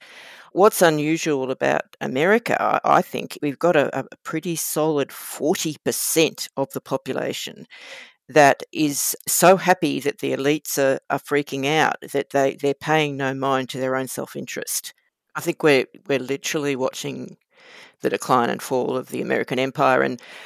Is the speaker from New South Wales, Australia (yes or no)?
no; Mackay, Queensland, Australia; born or raised there